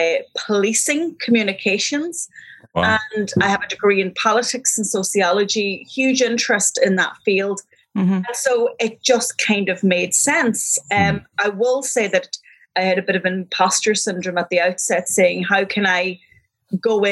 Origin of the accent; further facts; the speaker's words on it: Donegal, Ulster, Ireland; now in Galway, Ireland; I'm from Donegal, but I'm equally happy living here